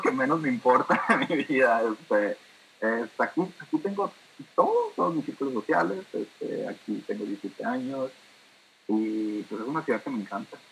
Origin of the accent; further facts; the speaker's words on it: Hermosillo, Sonora, Mexico; moved away as an adult; also born or lived in Monterrey, Mexico; now in London, United Kingdom; nacido y criado en Hermosillo por 20 años